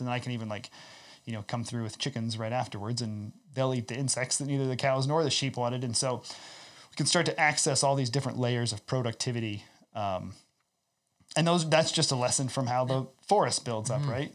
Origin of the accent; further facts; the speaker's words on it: Iowa, United States; also born or lived in Southwest Ontario; now in Ontario, Canada; I come from Iowa